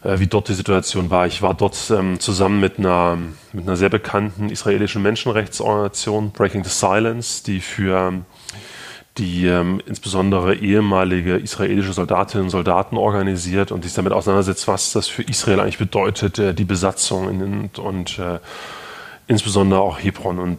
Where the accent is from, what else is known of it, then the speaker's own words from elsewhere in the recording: Gera, Thuringia, Germany; also born or lived in Potsdam; Ich habe schon ähm, davor in äh, Gera, meiner Heimatstadt in Thüringen, äh, Kontakt zur Bürgerrechtsbewegung innerhalb der, der, aus der ehemaligen DDR gehabt.